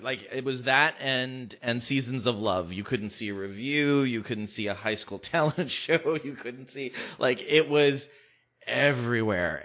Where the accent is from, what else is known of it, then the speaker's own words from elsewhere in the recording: West Covina, California, United States; now in Palm Springs, United States; growing up in West Covina